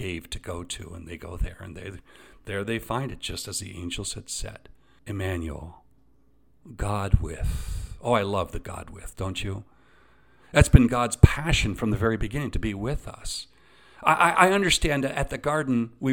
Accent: Eastern Ontario, Canada; I grew up in Eastern Ontario.

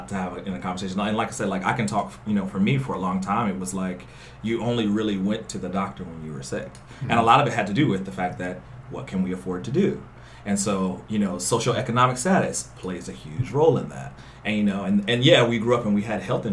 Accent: North Carolina, United States; moved away; I'm from the South originally, so I'm from North Carolina.

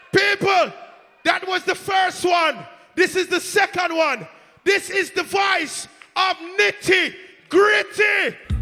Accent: New York City, New York, United States; we're from Brooklyn

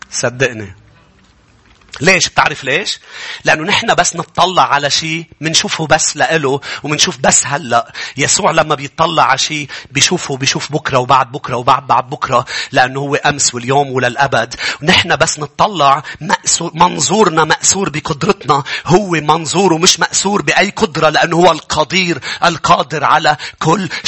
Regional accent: Lebanon; وكيف هيك وانت حاططني هون وليش انا لبناني

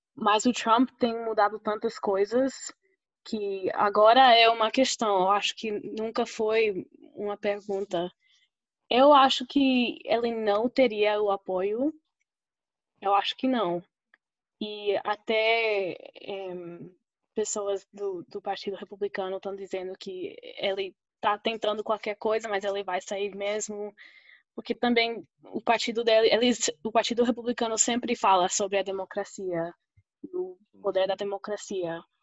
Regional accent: Oklahoma, United States; accent: mixture of Fortaleza, Rio and Paraíba; first language Spanish; Portuguese is a second language; also born or lived in Costa Rica / Campina Grande, Brazil / Recife, Brazil; now in Pittsburgh, United States; Então, eu nasci aqui em Oklahoma, é, que fica perto do Texas. E morei uns dois anos na Costa Rica, cresci falando espanhol

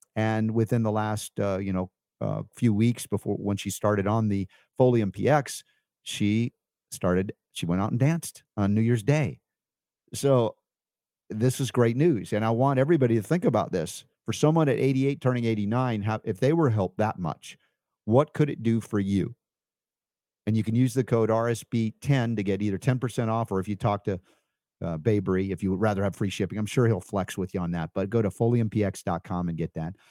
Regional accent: United States; I grew up in America

